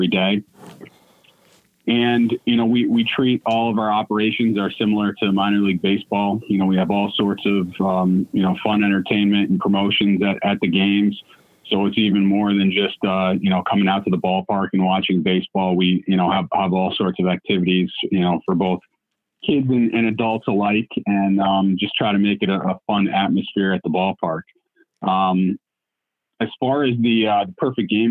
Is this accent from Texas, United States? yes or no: no; Guilderland, New York, United States; also born or lived in Michigan; I grew up in Gilderland. So to be able to get back to my hometown